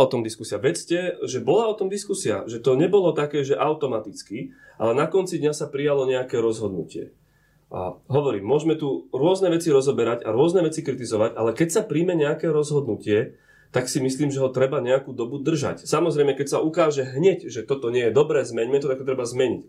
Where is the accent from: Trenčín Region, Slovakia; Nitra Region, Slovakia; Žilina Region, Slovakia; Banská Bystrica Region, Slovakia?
Žilina Region, Slovakia; Orava; som z Oravy, som tam aj bol